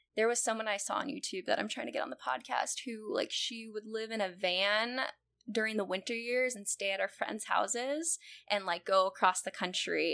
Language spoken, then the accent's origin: English; California, United States; now in Chicago, United States; I I grew up in California